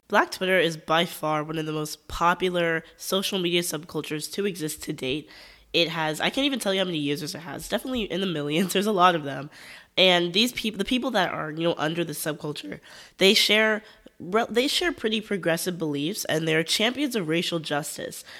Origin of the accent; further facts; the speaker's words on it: United States; As an American